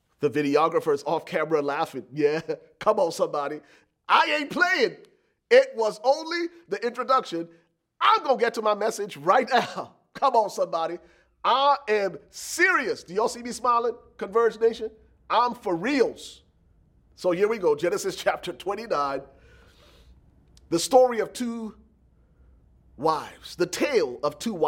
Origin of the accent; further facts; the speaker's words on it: Liberia; moved away; I was born and raised in Liberia, West Africa